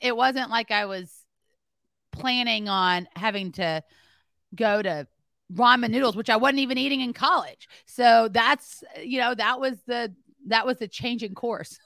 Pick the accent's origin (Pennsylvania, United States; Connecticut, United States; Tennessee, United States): Tennessee, United States; Memphis; also born or lived in Greenwood, Mississippi; I was born in Greenwood, Mississippi, and raised in Memphis, Tennessee